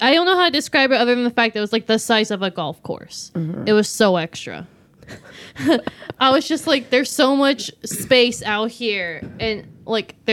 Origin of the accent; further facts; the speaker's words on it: Texas, United States; I'm from Texas. We have attics.